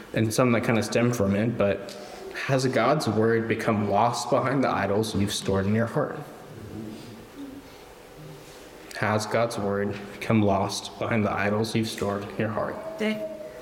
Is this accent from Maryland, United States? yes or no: no; Florida, United States; growing up in Florida, like the sun and the humidity